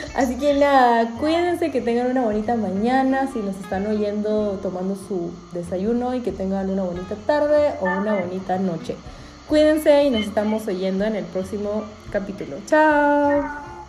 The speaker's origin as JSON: {"language": "Spanish", "country": "Peru", "moved": "yes", "lives_now": "Europe", "said": "en mi país"}